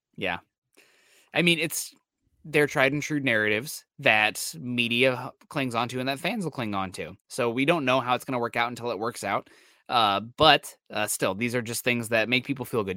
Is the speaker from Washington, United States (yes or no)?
no; Iowa, United States; I'm an Iowa boy through and through.